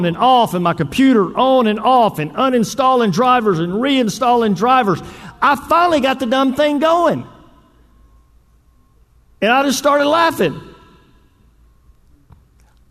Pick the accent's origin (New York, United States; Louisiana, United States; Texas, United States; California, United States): Texas, United States; Northeast; I grew up in Northeast Texas.